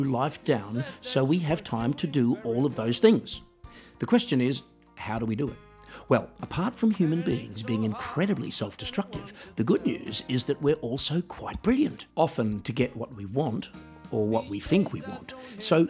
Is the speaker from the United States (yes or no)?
no; Australia; moved away; my hometown in Australia